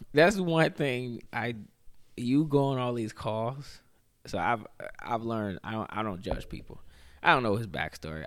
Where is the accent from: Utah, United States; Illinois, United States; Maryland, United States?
Illinois, United States; Chicago; moved away; also born or lived in Winona; growing up in Chicago